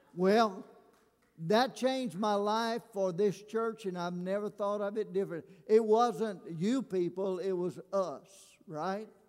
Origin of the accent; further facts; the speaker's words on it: Alabama, United States; moved away as an adult; now in Louisiana, United States; I'm a redneck from Alabama